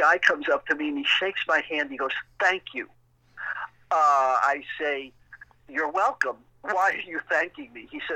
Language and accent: English; New York City, New York, United States; also born or lived in Eastchester, New York; I was born in Brooklyn, New York.